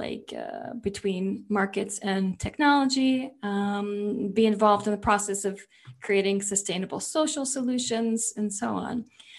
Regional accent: New York, United States; we're both from New York

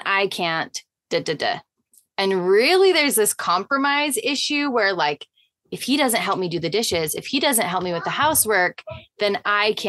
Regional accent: Utah, United States; I'm from Utah

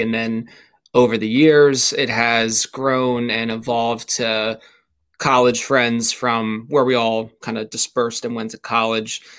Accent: suburbs of Philadelphia, Pennsylvania, United States; always lived in Pennsylvania, uh, born uh, technically in Philadelphia, but always grew up in the suburbs of, of Philadelphia

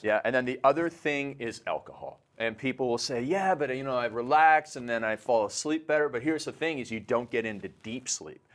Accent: Canada; I'm Canadian

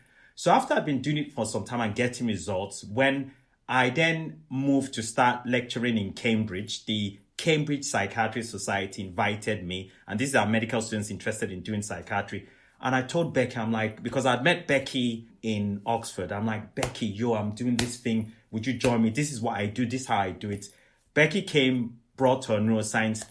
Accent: Nigeria; Where I come from, I'm Nigerian, I'm Yoruba

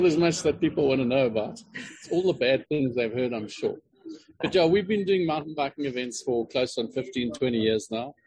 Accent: Queenstown, Eastern Cape, South Africa; I grew up in the Eastern Cape. I grew up in a little town called Queenstown

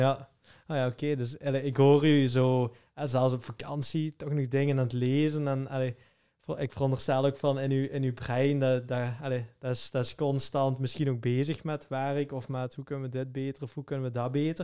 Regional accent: Flemish / Limburg, Flanders, Belgium; als Vlamingen of als Limburgers

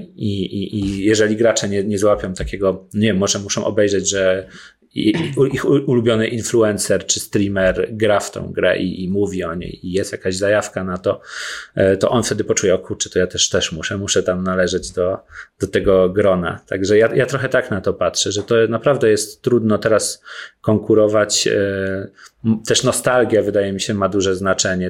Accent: Włoszczowa, Świętokrzyskie Voivodeship, Poland; moved away; jestem z Włoszczowy, bardzo lubię tam wracać

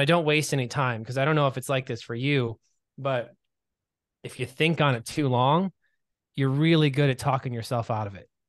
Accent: Michigan, United States; now in Los Angeles, United States; I'm from Michigan originally

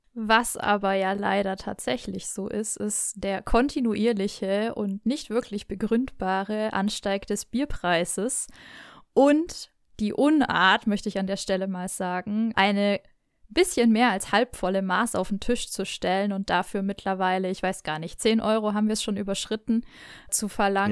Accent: Nuremberg, Bavaria, Germany; accent: Franconian; bin ich wirklich gebürtige Nürnbergerin und werde heute sicherlich noch das ein oder andere Mal in meinen Heimatdialekt verfallen

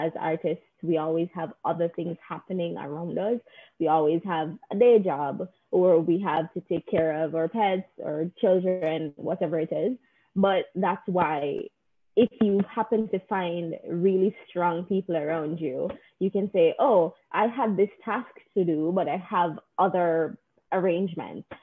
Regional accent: Jamaica; now in United States; growing up in Jamaica

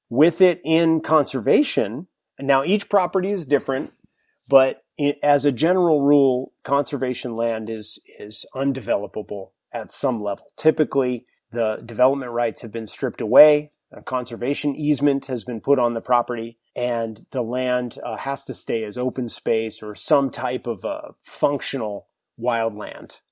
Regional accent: New Hampshire, United States; moved away as an adult; now in San Diego, United States; I grew up in New Hampshire, spent twenty years in, in the White Mountain State

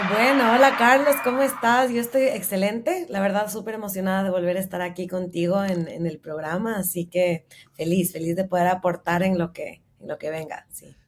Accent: Ecuador; moved away as an adult; hace ya van a ser ocho meses que salí de Ecuador

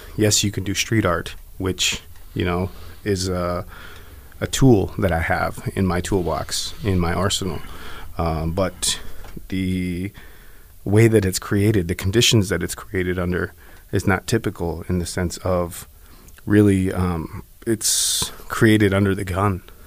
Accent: Black Mesa, Arizona, United States; I'm actually from the Navajo Reservation, Black Mesa specifically.

